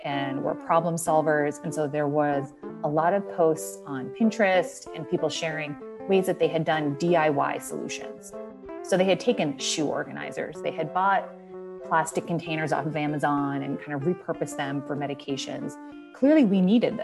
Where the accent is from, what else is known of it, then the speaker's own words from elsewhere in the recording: New England, United States; moved away as an adult; also born or lived in Boston; now in Columbus, United States; I'm from New England. And so I was in Boston